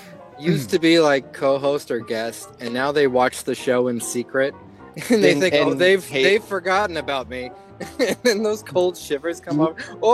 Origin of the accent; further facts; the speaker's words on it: Colorado, United States; now in Chicago, United States; Guys, did you know that I'm from Chicago? Well, not really. I'm from Colorado. But did you know I live in Chicago?